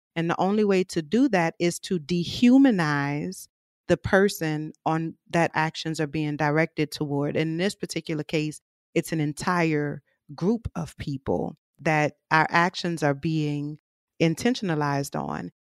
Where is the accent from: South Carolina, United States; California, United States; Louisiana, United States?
Louisiana, United States; New Orleans; I'm from New Orleans, born and raised